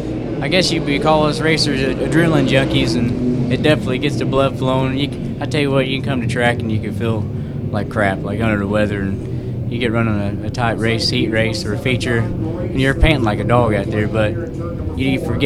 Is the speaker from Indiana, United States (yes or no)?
yes; Columbus, Indiana, United States; I'm from Columbus, Indiana.